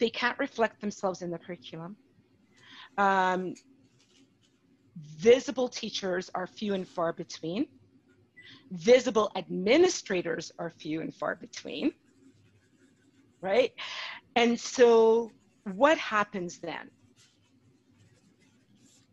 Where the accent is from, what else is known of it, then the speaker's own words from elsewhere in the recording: Calgary, Alberta, Canada; I was born in Calgary